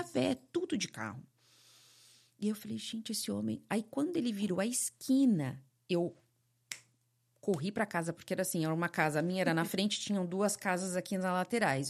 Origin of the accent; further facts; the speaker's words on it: São Paulo, Brazil; moved away as an adult; also born or lived in California / San Francisco; now in Florida, United States; eu vim de São Paulo